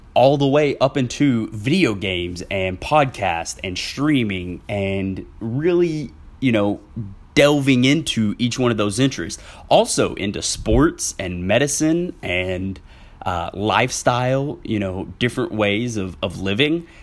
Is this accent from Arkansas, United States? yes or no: yes; Southwest Arkansas, United States; now in Central Arkansas, United States; I am originally from Southwest Arkansas, where I s, have since moved to Central Arkansas